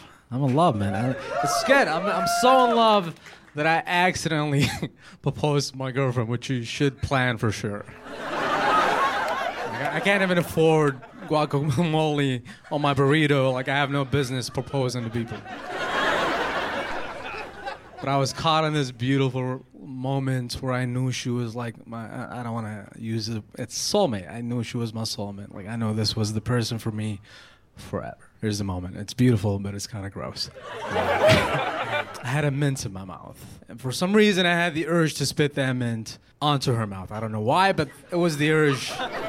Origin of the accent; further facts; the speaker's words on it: United States; been here for 15 years. I'm an American. Like, I know my people.